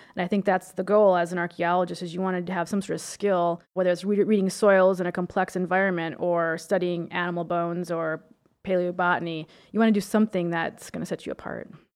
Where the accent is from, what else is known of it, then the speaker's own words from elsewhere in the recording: Minnesota, United States; I grew up in Minnesota, and all of our driveways in the country are covered with limestone, gravel